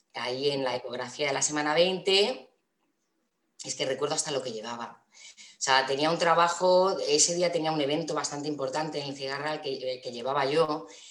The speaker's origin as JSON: {"language": "Spanish", "town": "Toledo", "region": "Castilla-La Mancha", "country": "Spain", "tie": "born or raised there", "also_born_or_lived": "Valencia", "said": "vivo en Toledo, eh, nací en Valencia, pero me vine aquí a los cuatro añitos"}